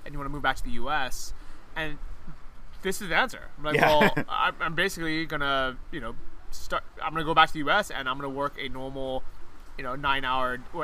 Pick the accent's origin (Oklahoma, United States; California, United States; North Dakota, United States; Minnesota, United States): California, United States; San Francisco; moved away as an adult; also born or lived in Los Angeles / San Diego; now in Chiang Mai, Thailand; growing up in San Francisco